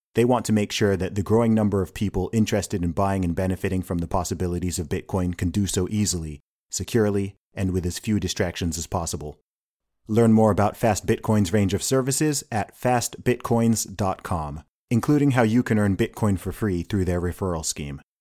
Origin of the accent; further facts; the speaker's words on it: United Kingdom; also born or lived in Nigeria; I'm a Nigerian and British guy. I am not a Black American.